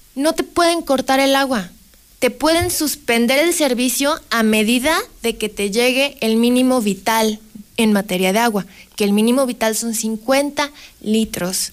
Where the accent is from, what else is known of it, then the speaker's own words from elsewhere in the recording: Aguascalientes, Mexico; yo vivo en Aguascalientes, yo soy de Aguascalientes